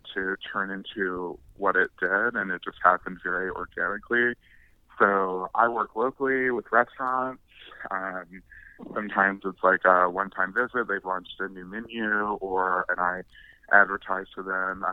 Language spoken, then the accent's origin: English; Russell County, Kentucky, United States; also born or lived in Danville, Kentucky / Bowling Green, Kentucky; now in Louisville, United States; I am originally a country boy, born and raised in Russell County, Kentucky